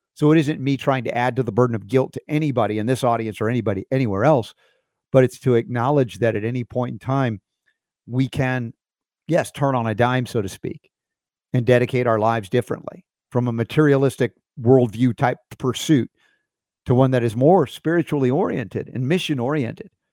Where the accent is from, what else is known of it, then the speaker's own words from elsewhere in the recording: Georgia, United States; growing up in Georgia